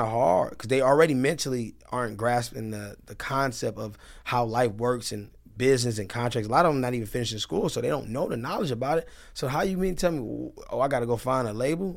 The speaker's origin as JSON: {"language": "English", "town": "Detroit", "region": "Michigan", "country": "United States", "said": "I'm from Detroit"}